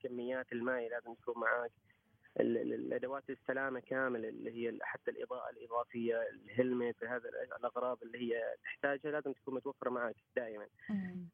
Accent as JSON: {"language": "Arabic", "country": "Oman", "said": "عندنا في عمان"}